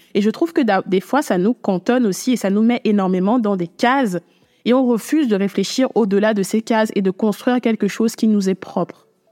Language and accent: French; Cameroon; j'ai grandi au Cameroun depuis que je suis toute petite.